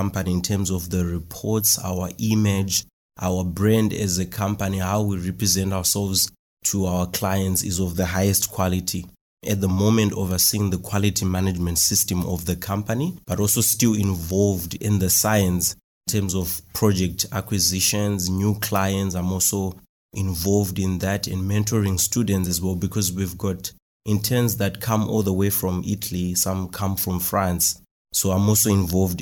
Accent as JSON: {"language": "English", "town": "Marondera", "region": "Mashonaland East", "country": "Zimbabwe", "tie": "born or raised there", "said": "I'm from Marondera in Zimbabwe."}